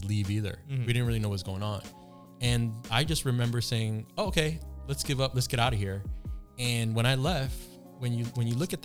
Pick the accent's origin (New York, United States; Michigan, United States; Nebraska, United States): New York, United States; New York City; I grew up in New York City